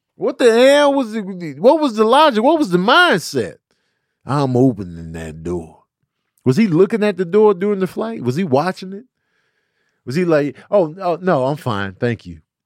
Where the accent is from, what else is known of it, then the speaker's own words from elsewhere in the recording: Chicago, Illinois, United States; moved away; also born or lived in New Mexico; growing up in Chicago and then moving to New Mexico